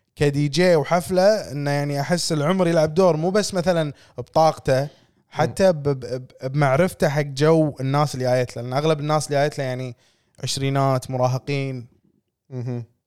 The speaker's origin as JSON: {"language": "Arabic", "country": "Kuwait", "also_born_or_lived": "Hamad Town, Bahrain", "said": "إحنا كويتيين"}